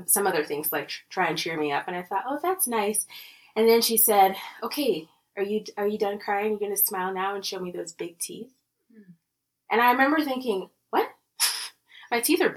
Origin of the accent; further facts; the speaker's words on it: Lagos, Nigeria; moved away as an adult; now in Colorado, United States; I grew up in Nigeria, in Lagos, Nigeria